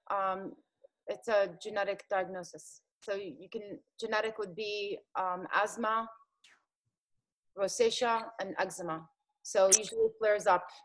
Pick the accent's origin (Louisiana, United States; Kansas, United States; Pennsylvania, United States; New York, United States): Pennsylvania, United States; Philadelphia; also born or lived in Jordan; I lived in South Philly. So I'm back to my hometown